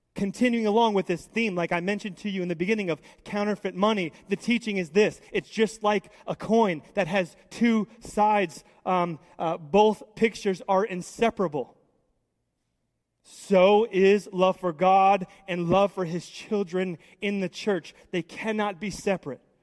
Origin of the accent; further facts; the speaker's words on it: United States; I love being an American